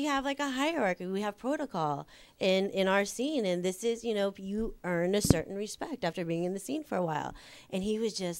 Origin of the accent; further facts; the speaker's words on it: New York, United States; you can tell I'm from New York because I walk off in leather and full black.